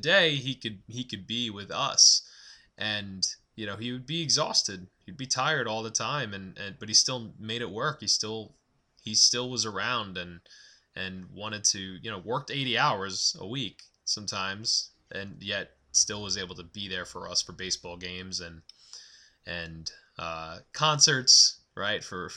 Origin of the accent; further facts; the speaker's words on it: Massapequa Park, New York, United States; I grew up on Long Island.